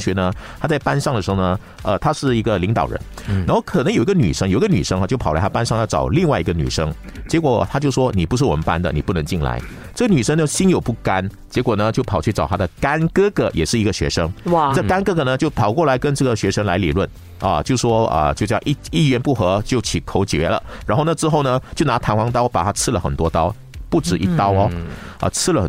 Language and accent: Chinese; Malaysia; 我觉得是值得我们马来西亚人哈去好好的思考的一个问题。